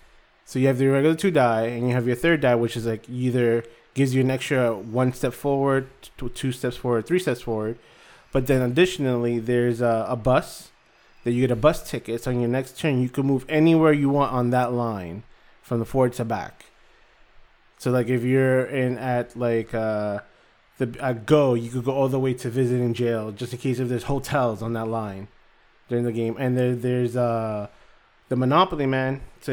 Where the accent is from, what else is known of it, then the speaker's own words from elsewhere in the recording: Florida, United States; It's around my hometown, where I lived in South Florida. In Broward County, that was our go-to.